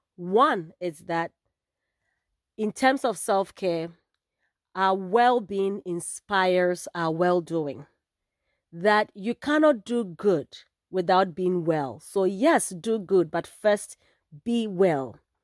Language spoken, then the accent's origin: English; Ghana; moved away as an adult; also born or lived in California, United States; now in Bay Area, California, United States; I guess that gives away where in Africa I am from. I am proudly Ghanaian